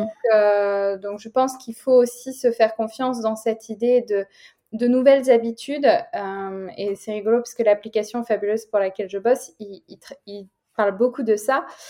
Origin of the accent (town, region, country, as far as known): France